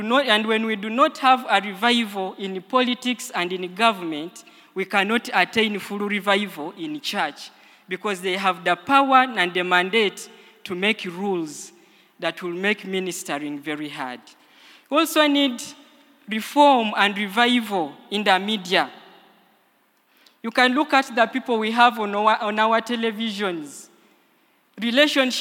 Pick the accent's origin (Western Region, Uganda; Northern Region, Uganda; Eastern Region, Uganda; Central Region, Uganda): Eastern Region, Uganda; Busia; I come from Busia